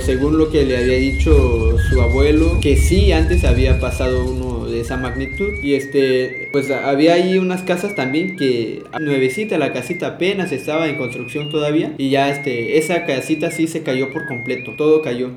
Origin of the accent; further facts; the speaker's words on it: San Mateo del Mar, Oaxaca, Mexico; soy de la colonia Juárez, una colonia del municipio de San Mateo del Mar